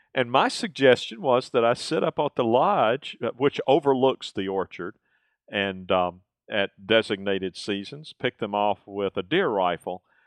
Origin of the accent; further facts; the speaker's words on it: the South, United States; growing up in the South